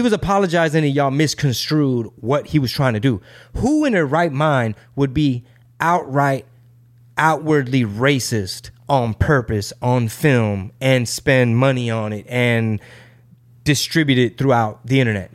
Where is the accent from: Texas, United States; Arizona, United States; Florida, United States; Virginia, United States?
Texas, United States; I'm a Texan